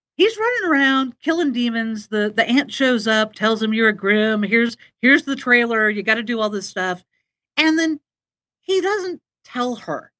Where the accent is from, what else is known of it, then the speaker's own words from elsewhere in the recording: Manhattan Beach, California, United States; moved away as an adult; now in Portland, United States; I grew up in the Los Angeles area